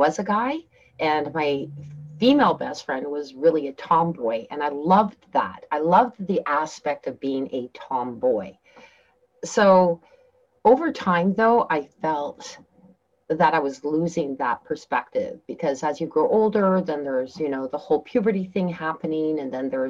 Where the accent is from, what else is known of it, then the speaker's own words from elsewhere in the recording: Canada; also born or lived in Turkey; I came from Turkey, having lived there for 4 years, and then I moved back to Canada